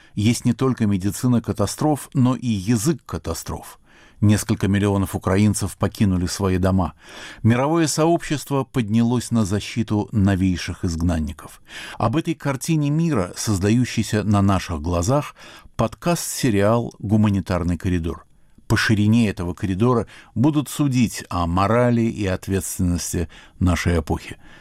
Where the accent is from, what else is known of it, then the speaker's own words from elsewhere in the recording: Ochamchire, Abkhazia, Georgia; moved away; Я родился и вырос в Очамчирах, в Абхазии